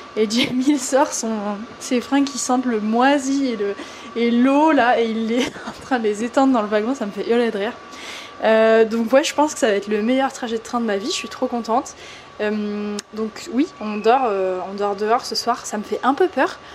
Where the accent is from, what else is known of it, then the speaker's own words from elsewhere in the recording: France; je suis française